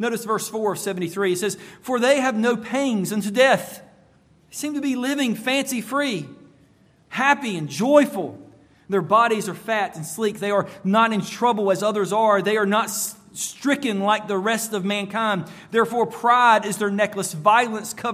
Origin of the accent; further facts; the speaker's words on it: United States; As an American